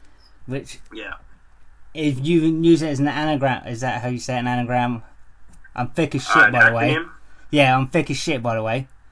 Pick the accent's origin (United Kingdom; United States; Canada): United Kingdom; England; I'm English and I'm too white for it to be as hot as it is.